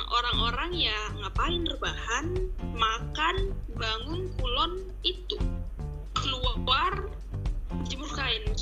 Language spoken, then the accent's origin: Indonesian; North Sumatra, Indonesia; Saya dari Kabupaten Deri, Sumatera Utara.